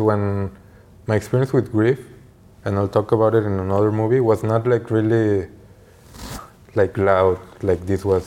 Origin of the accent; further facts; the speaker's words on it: Mexico; growing up in Mexico